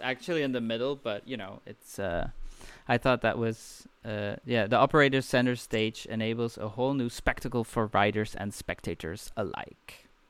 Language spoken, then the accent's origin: English; Belgium; Belgium, my home country.